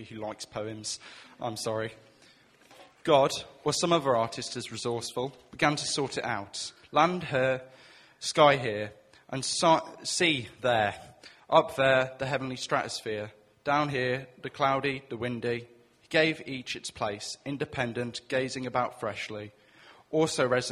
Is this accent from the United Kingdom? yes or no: yes; Welsh, Wales, United Kingdom; also born or lived in Chipping Campden; me being Welsh